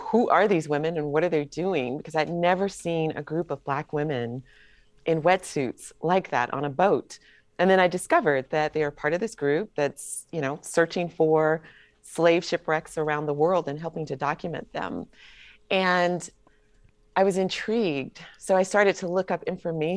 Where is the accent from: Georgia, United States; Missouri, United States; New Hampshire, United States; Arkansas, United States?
Georgia, United States; Atlanta; I'm from Atlanta